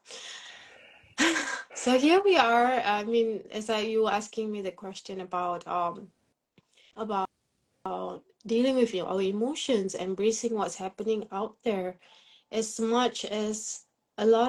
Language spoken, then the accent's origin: English; Singapore; I'm from Singapore